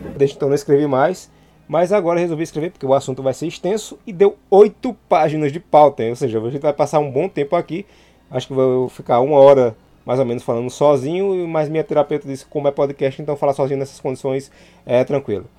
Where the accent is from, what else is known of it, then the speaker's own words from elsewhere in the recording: Santa Cruz do Capibaribe, Pernambuco, Brazil; also born or lived in Caruaru; Eu nasci em Caruaru, mas fui criado numa cidade é, vizinha chamada Santa Cruz do Caparibe